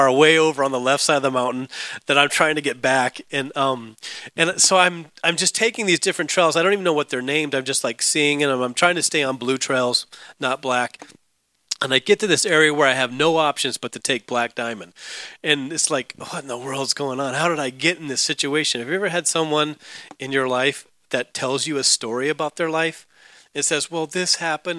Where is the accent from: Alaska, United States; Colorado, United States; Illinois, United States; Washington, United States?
Alaska, United States; growing up in Alaska snowboarding